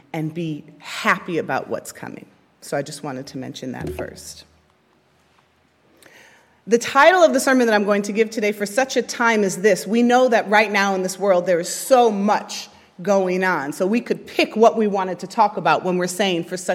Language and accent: English; Chicago, Illinois, United States; I grew up in Chicago